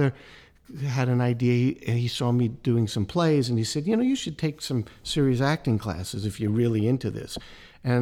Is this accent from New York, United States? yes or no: yes; New York City, New York, United States; moved away as an adult; also born or lived in Pennsylvania; I grew up in Brooklyn